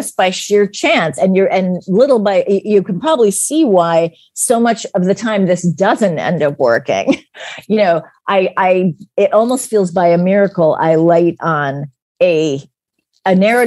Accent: United States; as an American

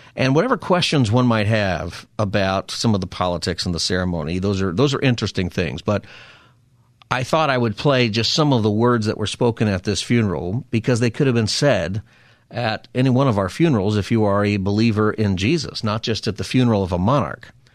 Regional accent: West Coast, United States; as an American, and West Coasters like you

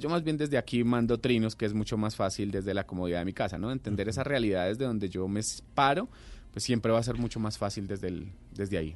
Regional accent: Colombia; como colombianos

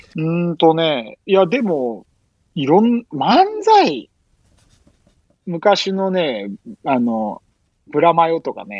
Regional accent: Osaka, Japan; now in Brazil; 大阪で生まれ育った

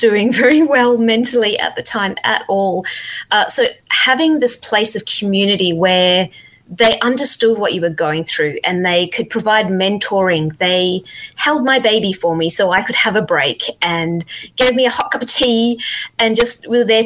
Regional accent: Zimbabwe; now in Perth, Australia; I'm actually originally from Zimbabwe way back when, but I've been living in Australia for quite a while now

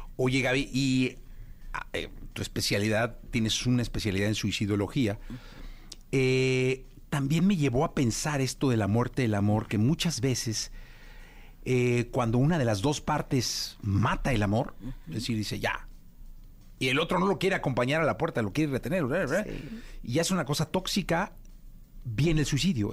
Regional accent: Mexico; como familia mexicana

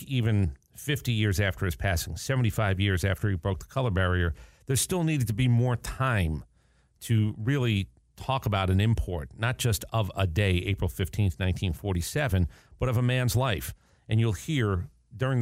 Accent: New York City, New York, United States; I was born in Brooklyn

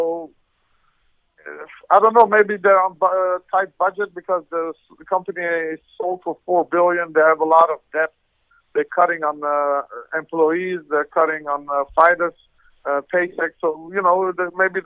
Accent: Netherlands; also born or lived in Iran; I'm from Holland. I was born in Iran, Armenian parents

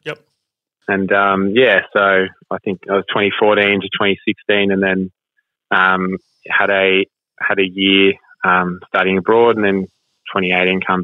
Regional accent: Wangaratta, Victoria, Australia; also born or lived in Werribee; playing country footy back at my hometown, Wangaratta

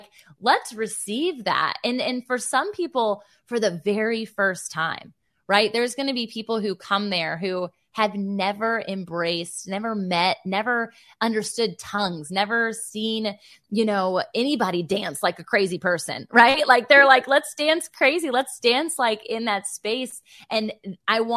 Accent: Virginia Beach, Virginia, United States; It'll be in Virginia Beach, Virginia, and that's my hometown.

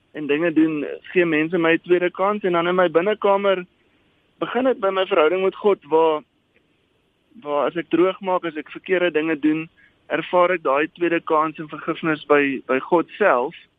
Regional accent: South Africa; also born or lived in Johannesburg; as 'n Afrikaner

